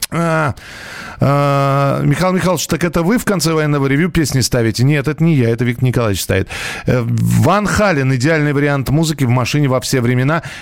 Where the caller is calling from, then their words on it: Valencia, Valencian Community, Spain; Здравствуйте … из Испании, Валенсии.